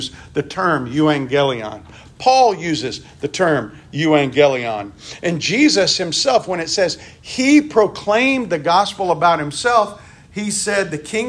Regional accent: Mississippi, United States; when I was growing up in the Baptist church in Mississippi that I grew up

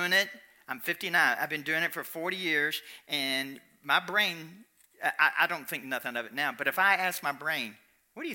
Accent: Kentucky, United States; I'm from Kentucky

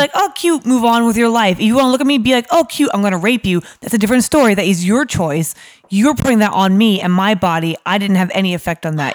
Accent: New York, United States; moved away as an adult; now in London, United Kingdom; I'm from New York originally

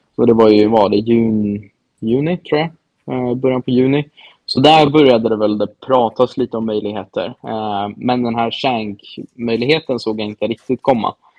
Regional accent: Sweden; moved away

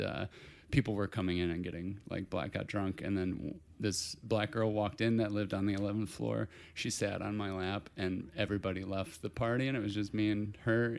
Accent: Portage, Indiana, United States; Portage, Indiana. It's, uh, Portage. sort of northwest Indiana, about an hour outside of Chicago

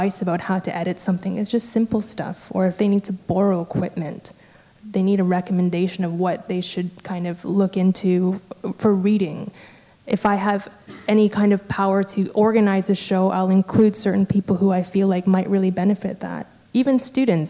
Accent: Vancouver, British Columbia, Canada; I'm from Vancouver in Canada

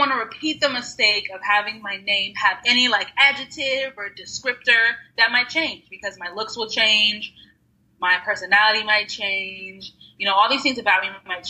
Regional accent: Texas, United States; now in Austin, United States; I consider myself a Texan now. I've been here for, since I was like 12.

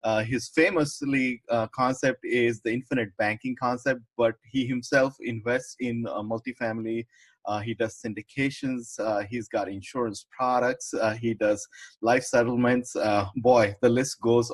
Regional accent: India; now in United States; I came from India

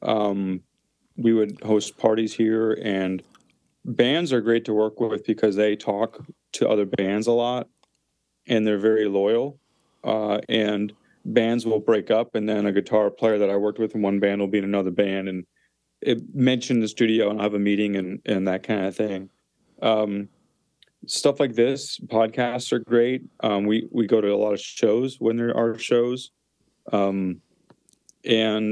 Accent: Clear Lake, Wisconsin, United States; also born or lived in Minneapolis; now in Nashville, United States; I'm from Clear Lake, Wisconsin, which is a small town of about 1,000 people.

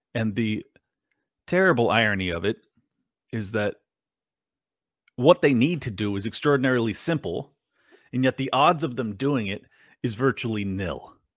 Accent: United States; I'm an American

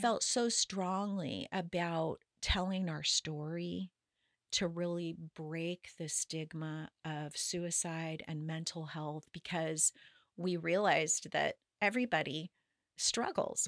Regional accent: Paso Robles, California, United States; I was born in Southern California, and when I was eight years old, my dad wanted to get out of the smog and um, moved to Paso Robles

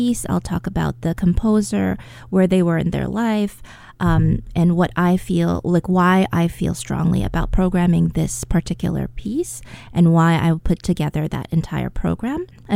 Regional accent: United States; I'm an American

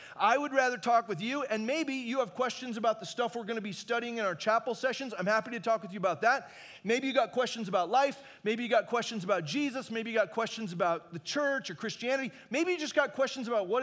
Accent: Arizona, United States; also born or lived in Long Beach, California / Hume Lake, California; now in Fullerton, United States; I grew up in Arizona.

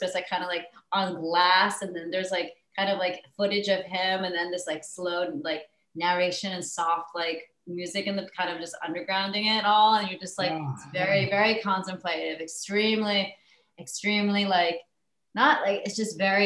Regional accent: New Jersey, United States; I grew up in Jersey with two like Italian American brothers.

